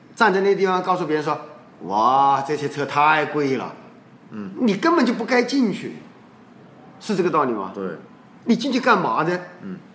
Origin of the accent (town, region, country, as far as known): China